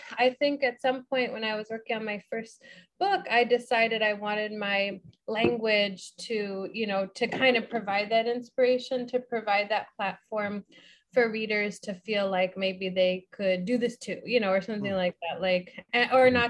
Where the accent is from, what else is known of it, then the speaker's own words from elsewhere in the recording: St. Louis, Missouri, United States; I'm a Midwesterner from St. Louis